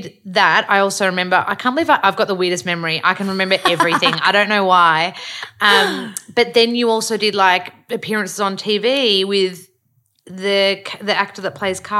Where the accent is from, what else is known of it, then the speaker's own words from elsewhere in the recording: Australia; accent: Australiana; my accent is very Australiana.